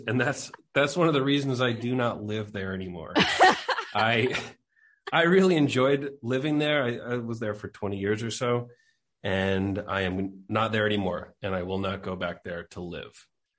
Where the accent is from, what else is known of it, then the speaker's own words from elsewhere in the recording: Merrick, New York, United States; moved away as an adult; also born or lived in Hicksville, New York; now in Mexico; I went to high school in Hicksville. I grew up in Merrick, which is about 20 minutes south of Hicksville.